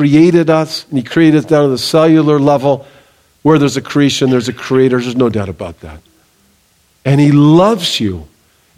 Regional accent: Southern California, United States; I grew up in Southern California. I grew up near the beach.

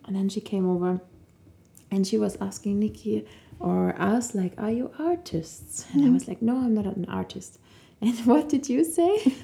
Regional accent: Cologne, North Rhine-Westphalia, Germany; now in Munich, Germany; I'm from Cologne, like you

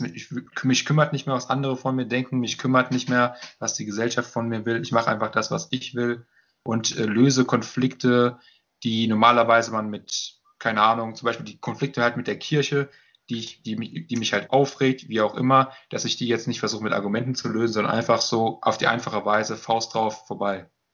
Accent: Limburg an der Lahn, Hesse, Germany; now in Dortmund, Germany; Richtung Limburg in dem Fall. Das äh, ist halt da, wo ich herkomme ursprünglich.

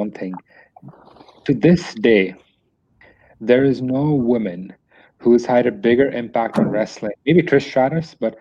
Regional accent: India; typical Indian guy

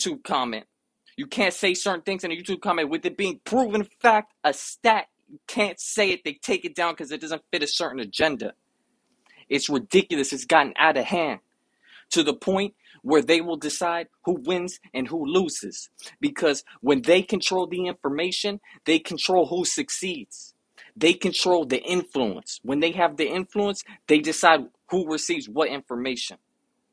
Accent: United States; I come from the United States

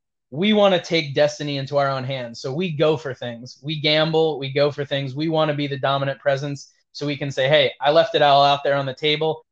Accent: New York City, New York, United States; also born or lived in Italy; now in New Jersey, United States; I'm from New York

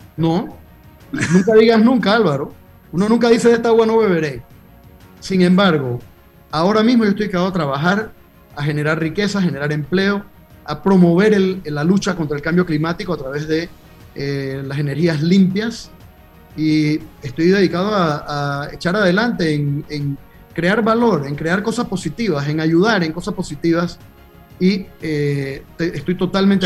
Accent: Panama; como panameños

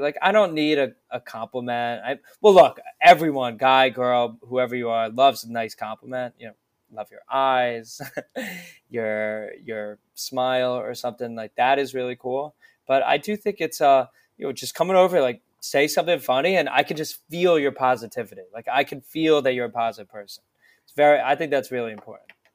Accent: Voorhees, New Jersey, United States; now in New York, United States; I grew up near Philadelphia

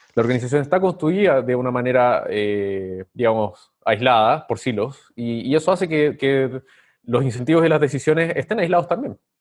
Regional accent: Chile; moved away as an adult; now in Lima, Peru; Soy chileno, pero vivo en Lima hace varios años

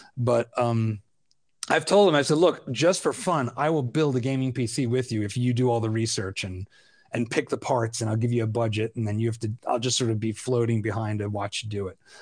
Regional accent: Philadelphia, Pennsylvania, United States; I'm a Philadelphian

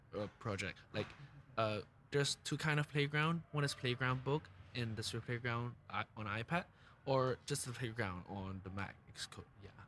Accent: Hong Kong; moved away; I'm from Hong Kong

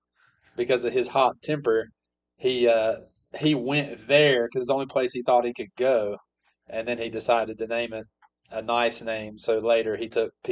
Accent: Guilford County, North Carolina, United States; I'm from Guilford County, North Carolina.

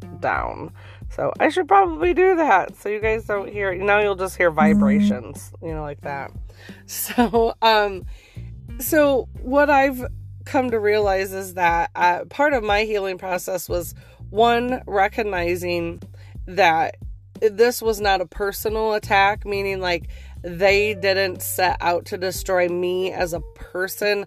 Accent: Northeast, United States; I'm from the Northeast when I say pop

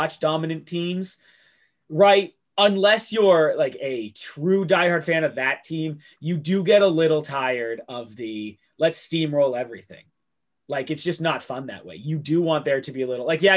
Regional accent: Boston, Massachusetts, United States; Maybe for being like a Bostonian

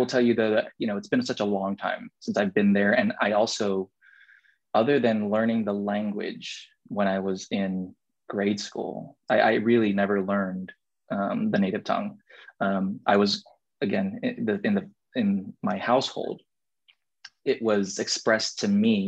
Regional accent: Guam; born or raised there; moved away as an adult; now in United States

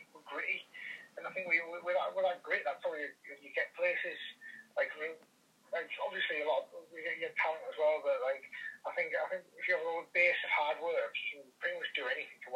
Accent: Redcar, North East England, United Kingdom; I'm from Redcar myself, which is it's a small town

